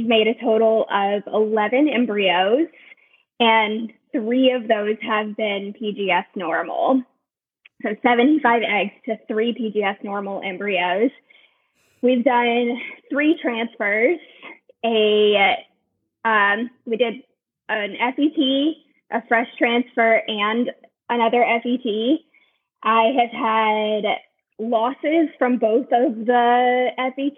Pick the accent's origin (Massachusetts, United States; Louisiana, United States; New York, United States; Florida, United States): Louisiana, United States; Baton Rouge; moved away as an adult; also born or lived in New Orleans; now in California, United States; Originally from Baton Rouge, and I lived in New Orleans